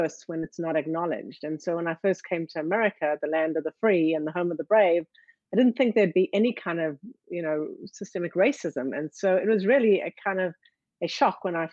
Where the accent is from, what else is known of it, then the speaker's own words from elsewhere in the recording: South Africa; now in United States; I grew up in South Africa during apartheid.